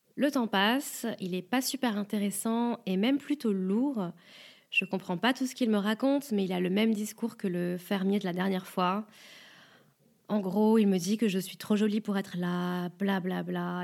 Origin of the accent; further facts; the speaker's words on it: France; je suis française